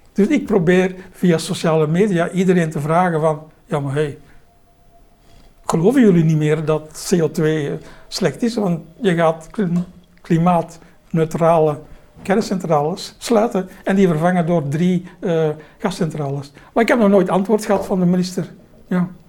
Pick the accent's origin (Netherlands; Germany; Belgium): Belgium; als Belg